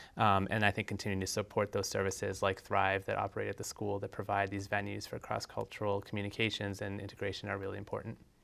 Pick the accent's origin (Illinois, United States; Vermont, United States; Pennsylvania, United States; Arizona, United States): Vermont, United States; Essex; also born or lived in South Burlington; now in Winooski, United States; I grew up in Essex